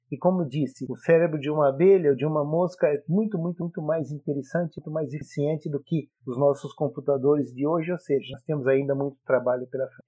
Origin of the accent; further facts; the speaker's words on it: Brazil; moved away; nasci e cresci no Brasil